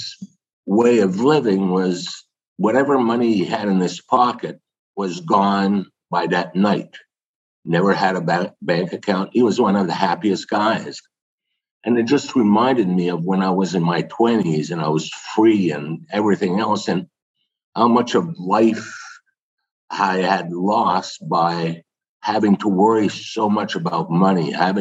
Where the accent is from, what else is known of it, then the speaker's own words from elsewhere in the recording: Canada; being French Canadian